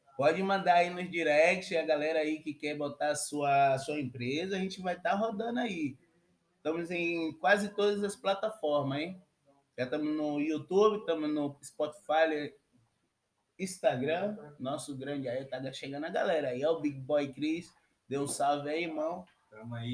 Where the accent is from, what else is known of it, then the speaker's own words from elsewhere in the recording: Salvador, Bahia, Brazil; also born or lived in Italy; now in Amsterdam, Netherlands; um baiano na gringa. Eu sou de Salvador.